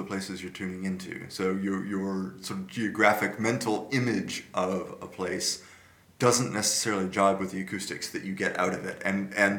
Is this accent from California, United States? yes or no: yes; Santa Clara, California, United States; now in Netherlands; my hometown college radio station, KSCU